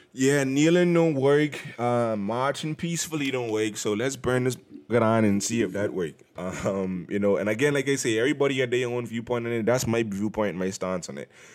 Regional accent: Bahamas; now in United States; growing up in the Bahamas

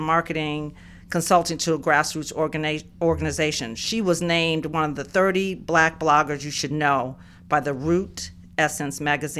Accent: New York City, New York, United States; also born or lived in Massachusetts; I'm originally from New York City, okay. And lived in Massachusetts most of my life.

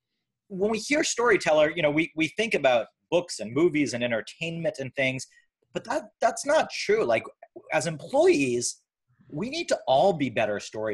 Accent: Canada; I'm Canadian.

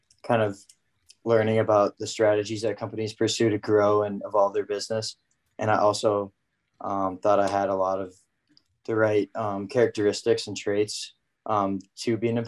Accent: Minneapolis, Minnesota, United States; also born or lived in San Francisco, California; I'm originally from San Francisco, but I spent a lot of my childhood here in Minneapolis

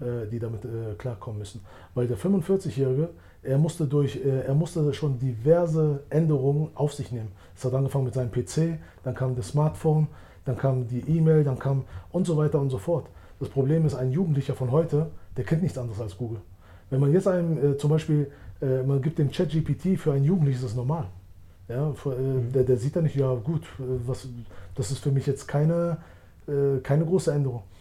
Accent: Germany; moved away as an adult; now in Switzerland; Ich bin in Deutschland geboren und aufgewachsen

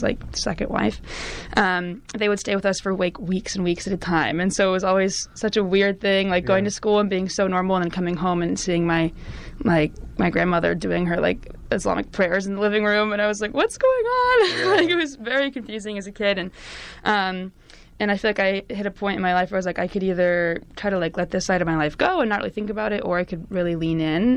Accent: California, United States; Born and raised in California, I'm actually only like a quarter Middle Eastern

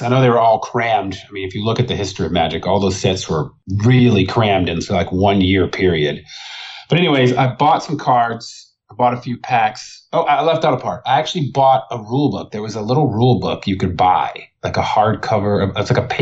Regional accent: Arlington, Texas, United States; also born or lived in Fort Worth, Texas; I grew up in the Dallas-Fort Worth area. Technically, I was in Arlington. I lived in Fort Worth

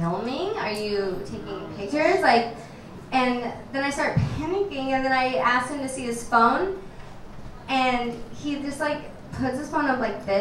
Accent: Nebraska, United States; moved away; I'm from Nebraska

